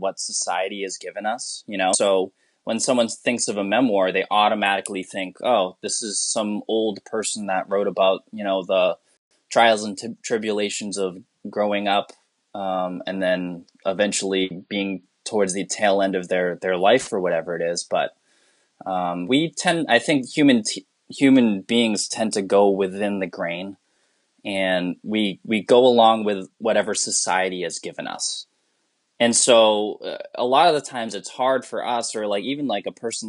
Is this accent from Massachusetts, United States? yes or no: yes; Massachusetts, United States; first language English; I, as a Filipino person, I grew up in like one of the whitest towns in Massachusetts